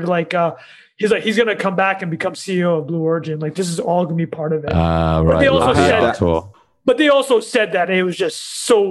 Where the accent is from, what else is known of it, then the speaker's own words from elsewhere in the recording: Canada; as a Canadian